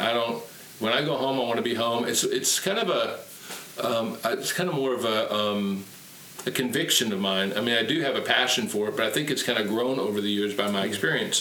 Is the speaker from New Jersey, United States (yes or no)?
no; Tacoma, Washington, United States; I was raised and born and raised in Tacoma, Washington